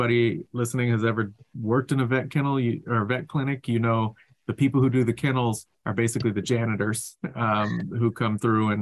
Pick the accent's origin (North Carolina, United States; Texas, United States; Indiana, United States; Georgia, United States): North Carolina, United States; I grew up in North Carolina